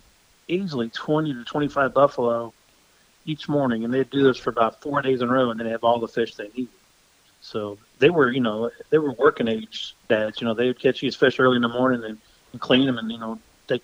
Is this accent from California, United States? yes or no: no; Missouri, United States; My family has a home on the Osage River, which is here in my hometown. And I live on the Moro River, and my folks lived on the Moro River. We've always had people that had lake homes at Lake Ozark